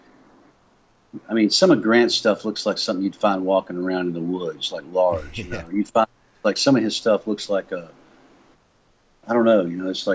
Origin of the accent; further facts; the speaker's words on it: Meridian, Mississippi, United States; moved away; also born or lived in Nashville, Tennessee; I'm from Meridian, Mississippi